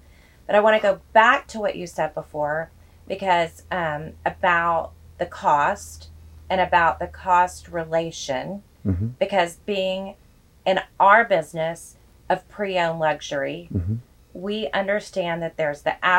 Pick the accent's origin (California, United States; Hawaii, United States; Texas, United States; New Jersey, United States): Texas, United States; And even too, with us being Texans, right? Instead of we're Texans more than we're even Americans.